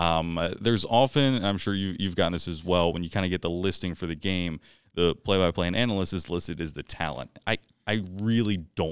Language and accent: English; Maryland, United States; I'm from Howard County, so you know it would have been